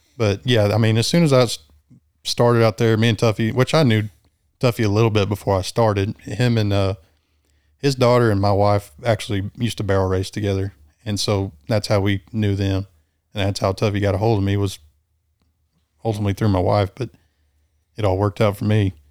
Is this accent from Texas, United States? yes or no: yes; Bronte, near San Angelo, Texas, United States; I grew up in between Bryant and Blackwell, Bryant, about thirty miles north of San Angelo